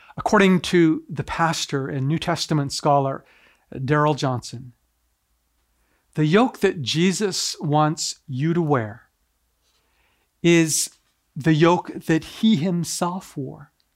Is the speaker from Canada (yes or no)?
yes; Canada; also born or lived in Tokyo, Japan; I was raised primarily here in Canada, but I was actually born in Tokyo, Japan.